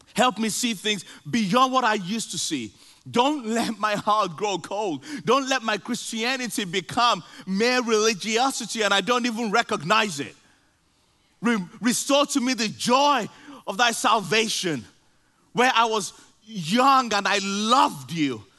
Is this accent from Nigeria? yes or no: yes; Nigeria; moved away; I grew up, I grew up in Nigeria